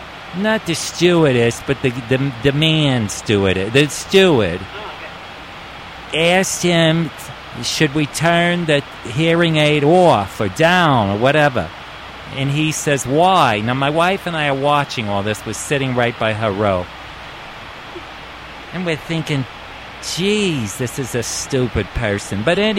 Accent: New York, United States; So, what I wanted to tell you about was I am from New York.

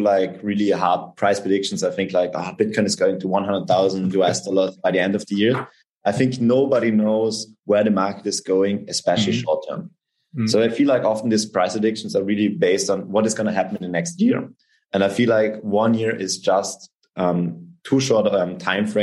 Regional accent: South Tyrol, Trentino-Alto Adige, Italy; also born or lived in Austria; I'm from South Tyrol. It's a South Tyrolean name

